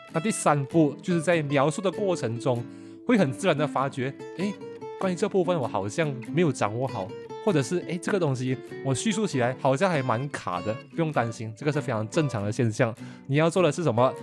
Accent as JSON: {"language": "Chinese", "country": "Malaysia", "moved": "as an adult", "said": "对于我们马来西亚人说呢，基本上这个是我们的母语水平嘛"}